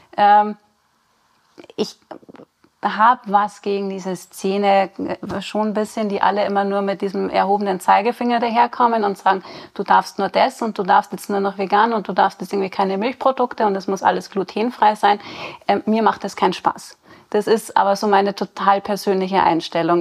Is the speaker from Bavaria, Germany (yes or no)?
yes; Rosenheim/Chiemgau region, Bavaria, Germany; now in Chiemsee, Germany; bin auch gebürtig aus der Region, komme ein bisschen mehr aus den Bergen